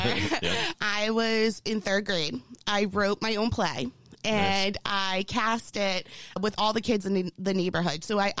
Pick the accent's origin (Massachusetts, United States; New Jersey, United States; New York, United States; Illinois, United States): Massachusetts, United States; Stoughton; born or raised there